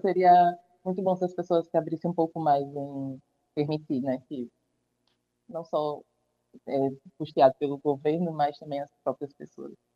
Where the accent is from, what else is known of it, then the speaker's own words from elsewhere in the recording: Tapé, Paraíba, Brazil; also born or lived in João Pessoa; sou natural de Tapé, já vivi aqui por um tempo